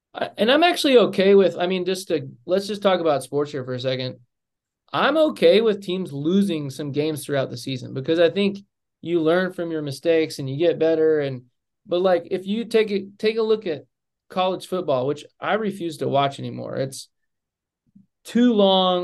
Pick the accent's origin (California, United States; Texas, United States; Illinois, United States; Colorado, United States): Texas, United States; Amarillo; I didn't grow up in Dallas. I grew up in Amarillo, or as we say in Amarillo, Amarilla.